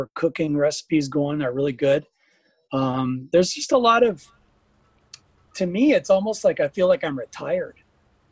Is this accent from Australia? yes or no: no; Pinawa, Manitoba, Canada; also born or lived in Winnipeg, Canada; now in Bonny Doon, United States; very, very inspiring little town called Pinawa that I grew up